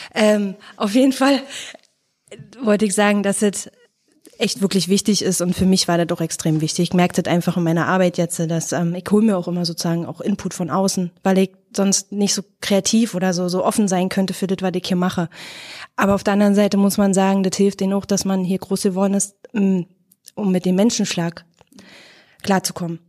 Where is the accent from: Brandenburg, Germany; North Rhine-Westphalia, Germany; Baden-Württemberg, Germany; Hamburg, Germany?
Brandenburg, Germany; Fläming; moved away; wir sind im Fleming groß geworden